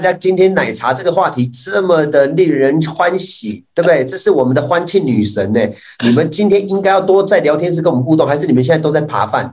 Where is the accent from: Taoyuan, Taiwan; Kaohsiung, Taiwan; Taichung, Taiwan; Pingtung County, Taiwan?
Taichung, Taiwan; 我们台中人